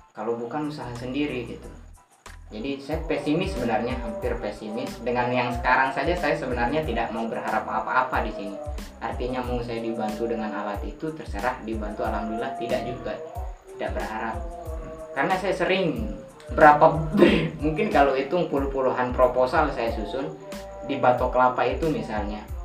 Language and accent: Indonesian; Lombok, West Nusa Tenggara, Indonesia; watak orang dusun saya lah secara kecilnya mungkin kebanyak secara umumnya lombok ini kalau bahasa kita deku